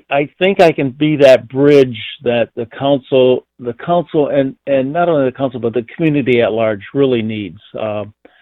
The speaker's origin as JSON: {"language": "English", "town": "Flint", "region": "Michigan", "country": "United States", "tie": "born or raised there", "said": "I was born in Flint, Michigan"}